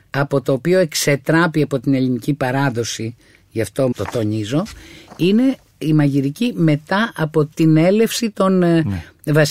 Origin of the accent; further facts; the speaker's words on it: Lefkada, Ionian Islands, Greece; now in Athens, Greece; Εγώ τα έφτασα αυτά στην Αθήνα σε μεγάλα ζαχαροπλαστεία όταν ήρθα από τη Λευκάδα